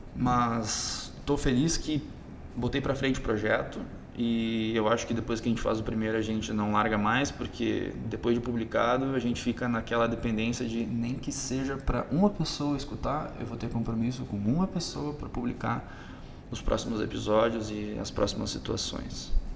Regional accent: Rio Grande do Sul, Brazil; pelo meu sotaque, o pessoal pode perceber que eu sou do Rio Grande do Sul, sou do sul do Brasil.

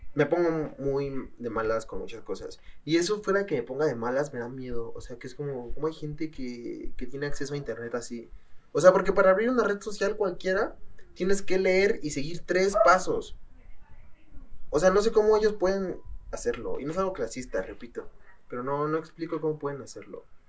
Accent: State of Mexico, Mexico; soy del Estado de México

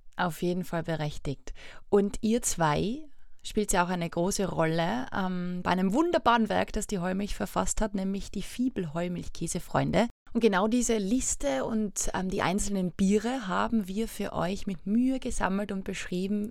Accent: Austria; bei uns in Österreich

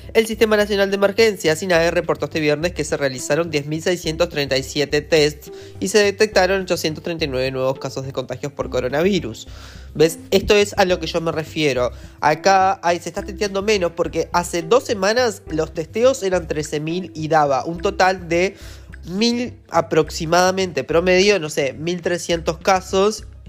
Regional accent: Uruguay

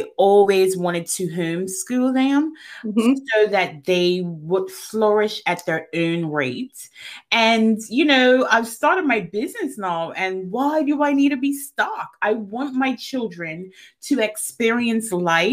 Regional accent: Bermuda; I grew up in Bermuda

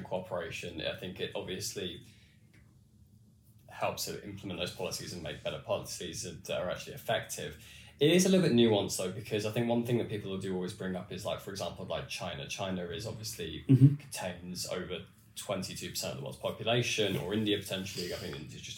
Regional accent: United Kingdom; us as in the West or as British people

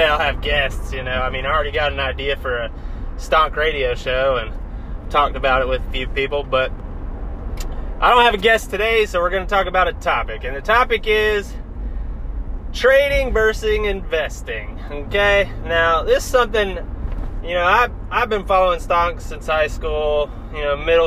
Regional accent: North Carolina, United States; also born or lived in New Jersey; Born in New Jersey, but I call North Carolina home.

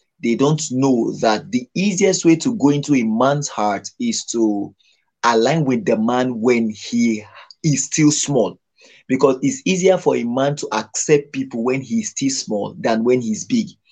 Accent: Nigeria; I'm from Nigeria

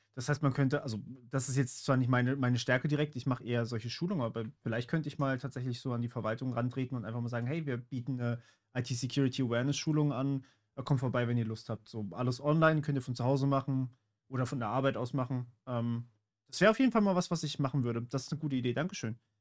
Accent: Baden-Württemberg, Germany; ich bin in Baden-Württemberg aufgewachsen

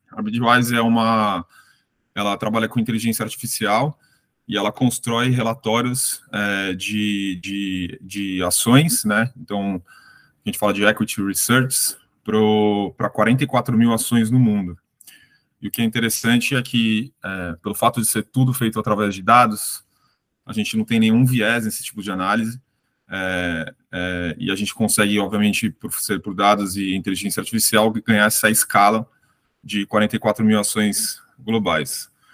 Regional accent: Brazil; Eu, até como brasileiro economista

